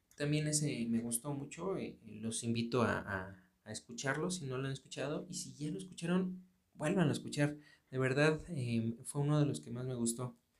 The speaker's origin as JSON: {"language": "Spanish", "country": "Mexico", "said": "aquí en, México, yo, yo soy de México"}